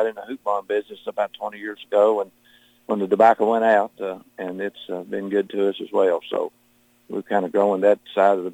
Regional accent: Marion County, Kentucky, United States; Born and raised in Marion County, about 5 or 6 miles away from where I live presently in St. Mary's

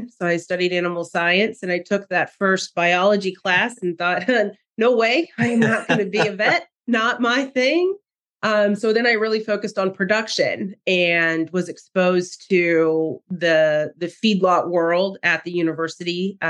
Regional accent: just west of Lincoln, Nebraska, United States; moved away as an adult; now in Arkansas, United States; I grew up in Nebraska, of all places. Grew up just west of Lincoln on a registered Angus operation.

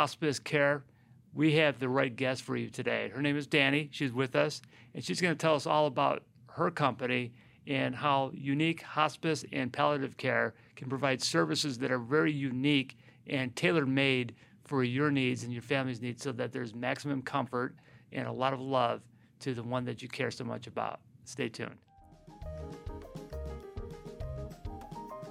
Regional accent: Chicago, Illinois, United States; moved away; I'm from Chicago

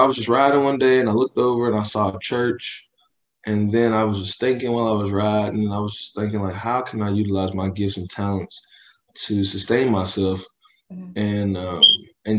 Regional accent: Louisville, Kentucky, United States; also born or lived in Tennessee; I'm from Louisville, Kentucky, born and raised

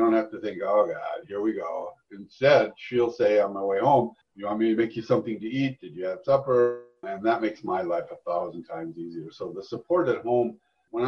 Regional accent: Duluth, Minnesota, United States; moved away; also born or lived in Texas / Arizona / New York; I'm from Duluth, Minnesota originally

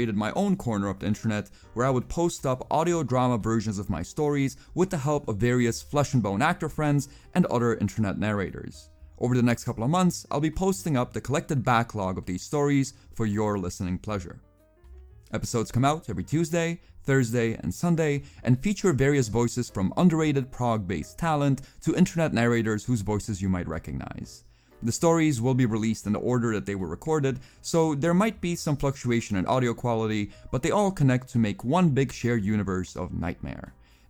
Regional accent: Pakistan; also born or lived in Czech Republic / Kazakhstan; I was born in the Czech Republic, raised in Kazakhstan, spent most of my childhood in Pakistan, consider myself Estonian, Pops is Bulgarian, Mom is Slovakian, and I'm culturally homeless.

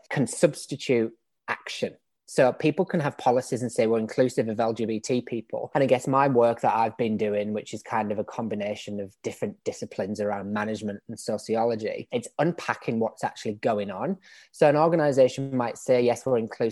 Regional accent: England, United Kingdom; accent: British; moved away as an adult; now in Australia; as you can probably tell from my accent, I'm British. I grew up in England. I've been in Australia for about 7 years now

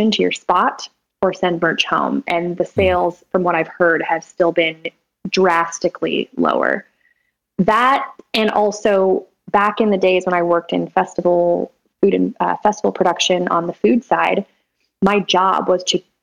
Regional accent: Sacramento, California, United States; also born or lived in Folsom, California; I'm from Sacramento, born and raised in Sacramento, and most of my life in a suburb of Sacramento called Folsom

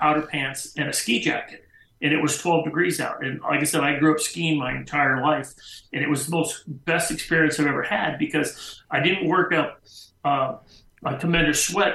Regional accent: United States; growing up in the Lake Tahoe area

